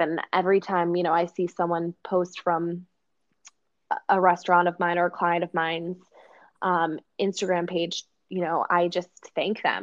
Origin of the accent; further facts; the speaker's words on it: Oshkosh, Wisconsin, United States; in the middle of my hometown in oshkosh wisconsin